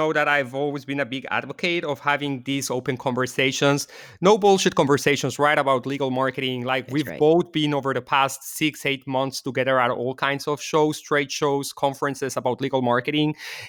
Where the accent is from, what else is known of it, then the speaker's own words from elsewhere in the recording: Mexico City, Mexico; well, I was born and raised in Mexico City. My parents are Israeli.